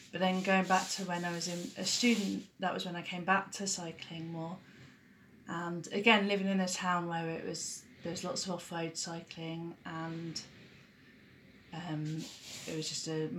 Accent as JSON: {"language": "English", "town": "Hastings", "region": "South East England", "country": "United Kingdom", "tie": "born or raised there", "said": "the south coast in England, so around Hastings, which is southeast area"}